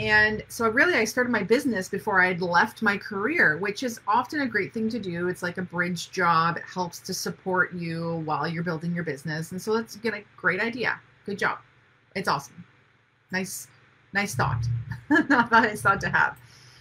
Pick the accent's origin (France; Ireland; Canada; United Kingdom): Canada; Ontario; now in North Vancouver, Canada; I live in Vancouver, North Vancouver to be specific. My family's in Ontario